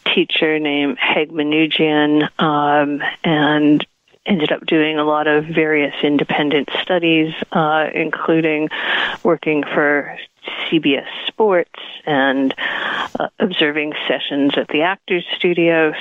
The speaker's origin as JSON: {"language": "English", "town": "Providence", "region": "Rhode Island", "country": "United States", "tie": "born or raised there", "also_born_or_lived": "New York", "moved": "as an adult", "said": "I grew up in Providence, Rhode Island, and I moved uh, to New York to go to NYU"}